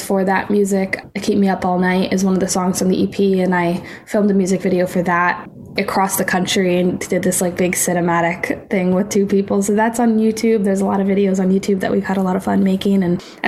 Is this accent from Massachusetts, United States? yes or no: yes; Hopkinton, Massachusetts, United States; moved away as an adult; now in Nashville, United States; I grew up in Hopkinton, Mass, and went to high school there.